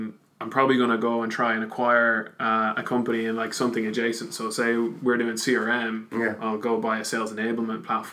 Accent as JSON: {"language": "English", "town": "Wexford", "region": "Leinster", "country": "Ireland", "moved": "yes", "lives_now": "Dublin, Ireland", "said": "I'm actually from Wexford, but based in Dublin."}